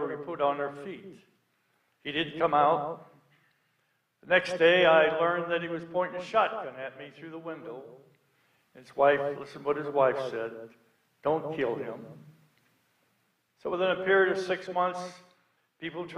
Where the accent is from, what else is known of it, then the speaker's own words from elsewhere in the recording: Illinois, United States; I was born in Illinois